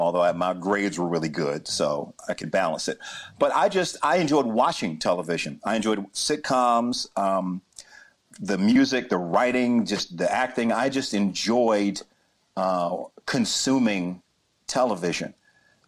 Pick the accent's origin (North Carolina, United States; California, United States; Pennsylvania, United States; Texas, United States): North Carolina, United States; Chapel Hill; I grew up in Chapel Hill, North Carolina